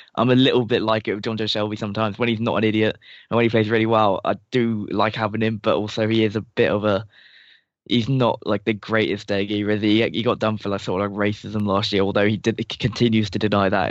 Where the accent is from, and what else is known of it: England, United Kingdom